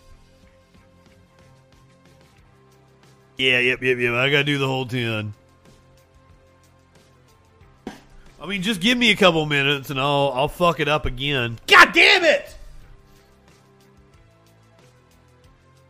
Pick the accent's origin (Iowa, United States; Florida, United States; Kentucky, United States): Kentucky, United States; Eastern; that's my natural accent, by the way. I'm from Eastern Kentucky